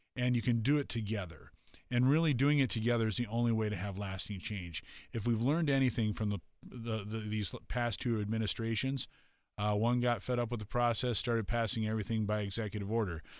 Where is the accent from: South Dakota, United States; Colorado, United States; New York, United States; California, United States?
South Dakota, United States; in my hometown, uh, on Main Street